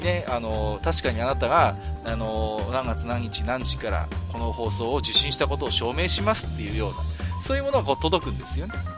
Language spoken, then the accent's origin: Japanese; Tohoku, Japan; 僕東北の人間ですけども